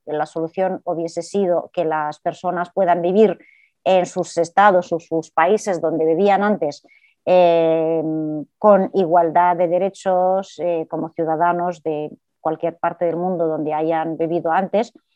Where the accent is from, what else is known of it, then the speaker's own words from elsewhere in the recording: Palestine; now in Spain; Yo como persona palestina